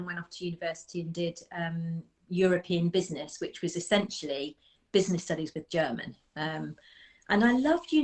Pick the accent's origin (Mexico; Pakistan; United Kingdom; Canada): United Kingdom; Birmingham, West Midlands; now in Nottinghamshire, United Kingdom; I grew up in Birmingham, actually, in the south side of Birmingham.